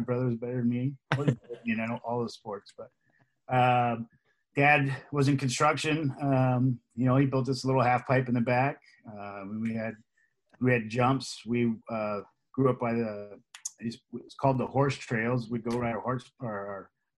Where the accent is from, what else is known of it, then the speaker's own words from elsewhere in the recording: Los Angeles, California, United States; also born or lived in Van Nuys, California / Woodland Hills, California; now in Thousand Oaks, United States; we were born in Van Nuys, and then we moved out to Canoga Park, West Hills. Lived out there my entire life